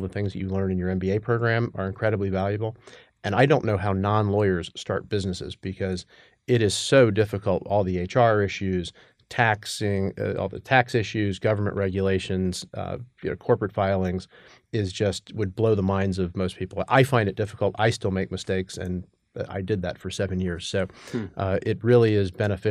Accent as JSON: {"language": "English", "town": "Atlanta", "region": "Georgia", "country": "United States", "tie": "born or raised there", "also_born_or_lived": "New York", "moved": "as an adult", "said": "I grew up in Atlanta, went to undergrad at Georgia Tech"}